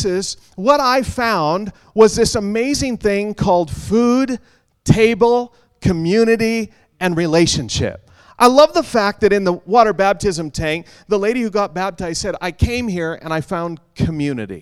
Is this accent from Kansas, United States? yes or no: no; Western Washington, United States; moved away; Now, I grew up in Western Washington, down in the good old USA.